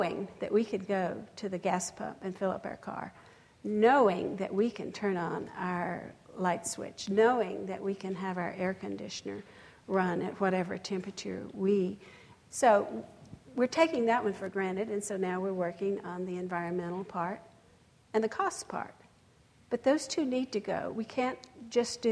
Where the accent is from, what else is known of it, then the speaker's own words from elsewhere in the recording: West Texas, United States; I come from West Texas where there's cotton fields and windmills everywhere